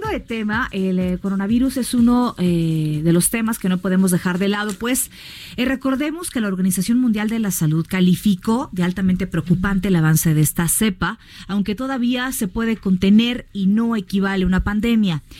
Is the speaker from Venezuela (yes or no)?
no; Mexico